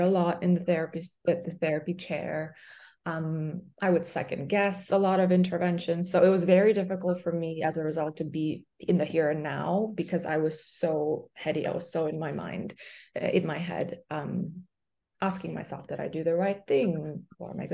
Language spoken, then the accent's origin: English; Pakistan; moved away as an adult; also born or lived in Boston, United States; now in New York, United States; I'm from Pakistan, so I went back home